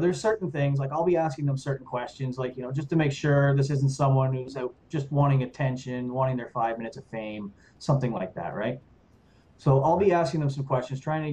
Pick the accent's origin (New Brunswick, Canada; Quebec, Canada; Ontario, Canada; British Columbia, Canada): New Brunswick, Canada; now in Ottawa, Canada; I'm from New Brunswick